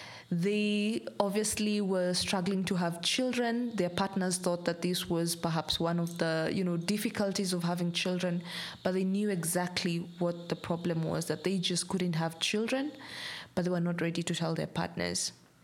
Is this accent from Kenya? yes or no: yes; Kenya; I am Kenyan by nationality.